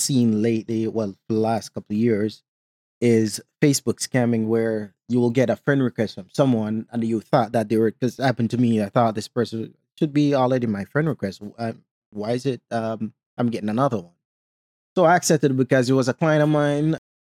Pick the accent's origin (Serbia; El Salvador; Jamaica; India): Jamaica; So I put on my Jamaican accent and told him, don't call about this number again. And they were surprised that another Jamaican was on there.